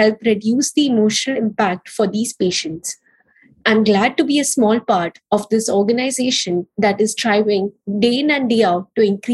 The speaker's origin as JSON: {"language": "English", "town": "Mumbai", "region": "Maharashtra", "country": "India", "moved": "yes", "lives_now": "Los Angeles, United States", "said": "I'm from Mumbai, India, currently living in Los Angeles, United States"}